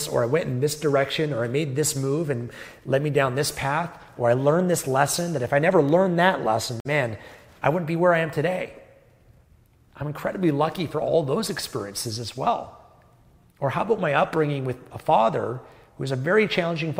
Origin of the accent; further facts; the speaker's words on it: Canada; I was born in Canada, a first world developed country